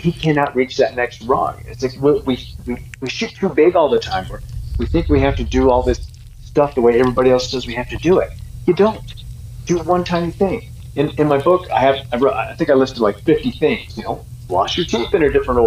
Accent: Boulder, Colorado, United States; I was born in Boulder

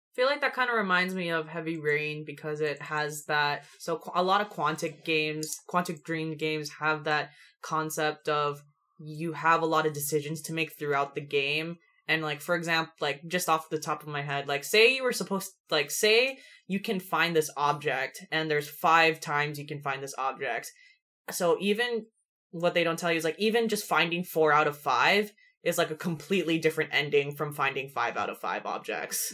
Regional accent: United States; as an American

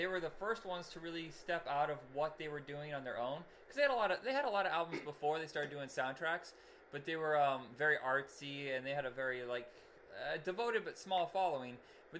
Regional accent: Indiana, United States; we're from Indiana.

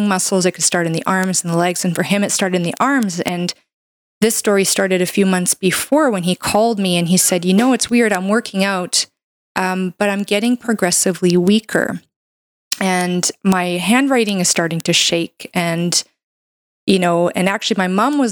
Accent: Canada; I'm a Canadian medical doctor

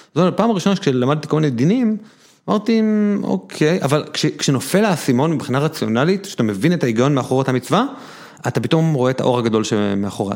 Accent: Neve Monosson, Central District, Israel; אני גדלתי בבית חילוני כזה קצת מיוחד, שהיה בבית כנסת בנווה מונוסון איפה שגדלתי

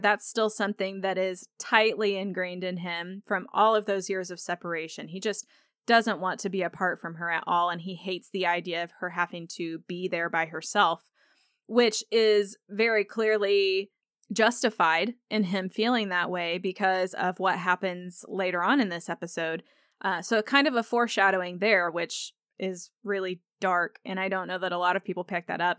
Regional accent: Indiana, United States; Growing up in Indiana, I grew up in a rural area

